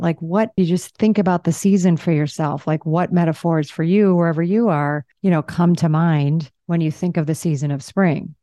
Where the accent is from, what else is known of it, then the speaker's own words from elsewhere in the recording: Michigan or Illinois, Chicago, Midwest, United States; moved away as an adult; now in Zihuatanejo, Mexico; I grew up in the Midwest, in Michigan or, you know, Illinois, Chicago